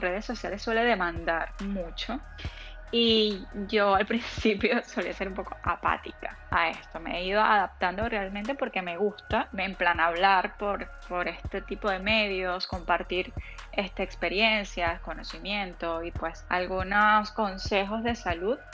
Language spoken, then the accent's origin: Spanish; Venezuela; moved away; en Venezuela, de donde yo vengo